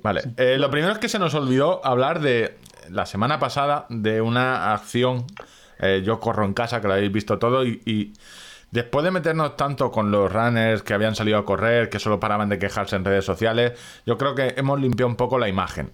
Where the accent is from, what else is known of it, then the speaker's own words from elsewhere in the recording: Spain; somos españoles